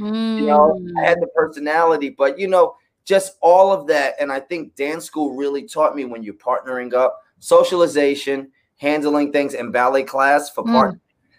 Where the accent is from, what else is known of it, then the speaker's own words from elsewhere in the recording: New York City, New York, United States; now in Los Angeles, United States; I grew up in the Bronx. I grew up with no dad. I grew up classically trained.